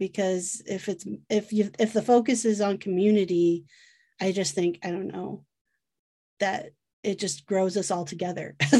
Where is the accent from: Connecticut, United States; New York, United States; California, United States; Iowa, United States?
Iowa, United States; I am from Iowa, so Field of Dreams mentality